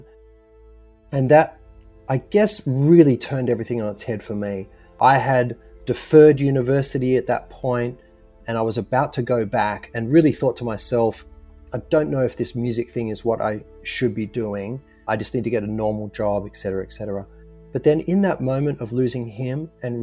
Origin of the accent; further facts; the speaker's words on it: Sydney, New South Wales, Australia; moved away as an adult; now in Nashville, United States; I am coming from Nashville, Tennessee, although originally from Sydney, Australia.